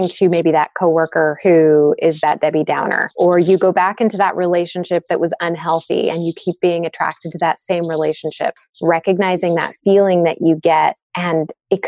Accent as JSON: {"language": "English", "town": "San Diego", "region": "California", "country": "United States", "tie": "born or raised there", "said": "I grew up in San Diego"}